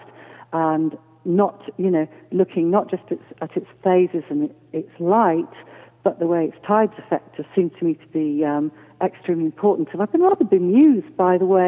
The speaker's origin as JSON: {"language": "English", "town": "Rhosneigr", "region": "Wales", "country": "United Kingdom", "tie": "born or raised there", "said": "near a village called Rosneger"}